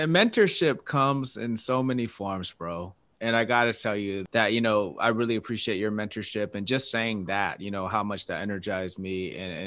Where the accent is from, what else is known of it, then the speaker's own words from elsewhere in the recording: Washington, United States; you're in my home state. So, you know, I'm from the other side, though.